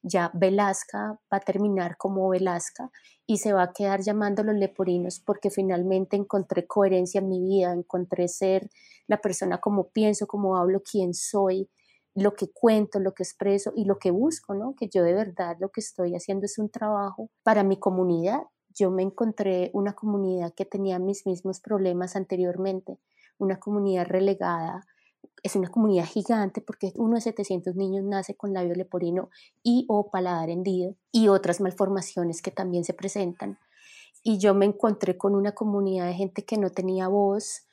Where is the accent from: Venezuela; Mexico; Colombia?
Colombia; moved away as an adult; now in United States; yo me fui de Colombia